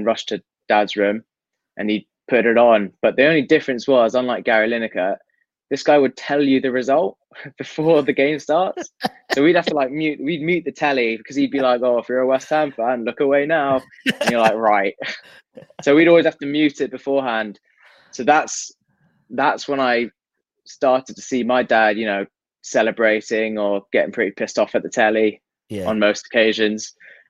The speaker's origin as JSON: {"language": "English", "country": "Hong Kong", "tie": "born or raised there"}